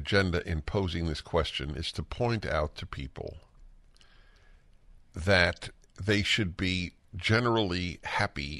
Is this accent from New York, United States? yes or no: yes; New York, United States; now in Los Angeles, United States; I never think of myself as a New Yorker. I know I grew up there and I can travel the roads without a map